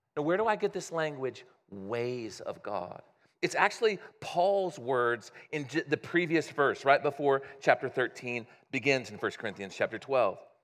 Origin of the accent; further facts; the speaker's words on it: Midwest, United States; I grew up in the Midwest